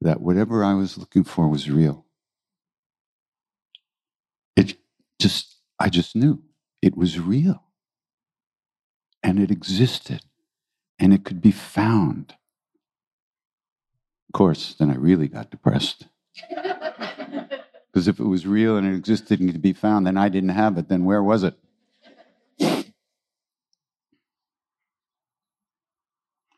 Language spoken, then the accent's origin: English; New York City, New York, United States; I was born in New York City